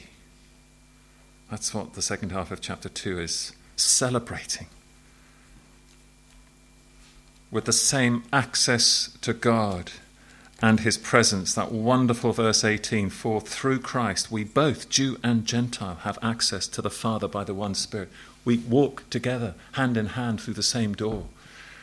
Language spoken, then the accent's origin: English; England, United Kingdom; As an Englishman in Ireland.